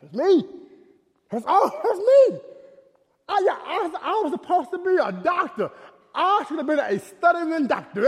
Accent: Dallas, Texas, United States; I was born in Oak Cliff, Texas

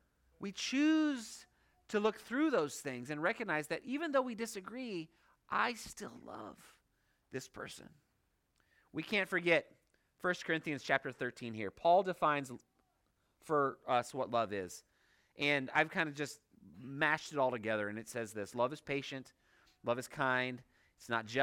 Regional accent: Hong Kong; For those of you who don't know, I grew up in Hong Kong. I have this affinity towards Chinese.

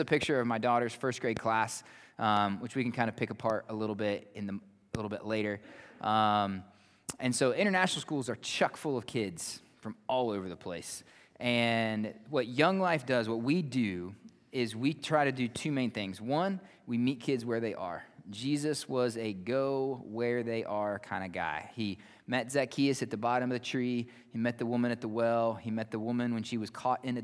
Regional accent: Wirt County, West Virginia, United States; moved away as an adult; now in Malawi; I grew up in Wirt County

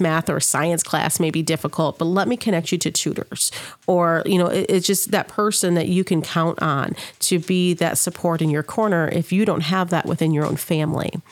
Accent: Saginaw, Michigan, United States; moved away as an adult; now in Sauk Valley, United States; I'm originally born in Michigan, Saginaw, Michigan, to be exact

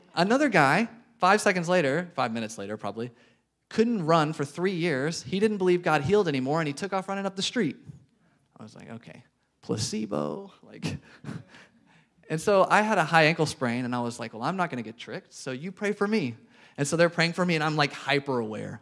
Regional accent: Arkansas, United States; moved away as an adult; now in Chattanooga, United States; We are from Arkansas.

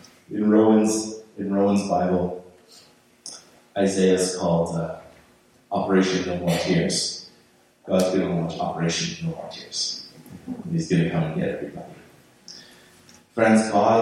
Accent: Canada; I'm just Canadian

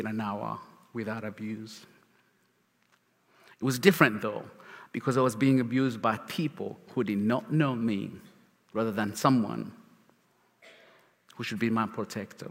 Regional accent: Uganda; English is a second language; now in Charlotte, United States; As a kid, I grew up in Uganda, where life was miserable in every shape, form

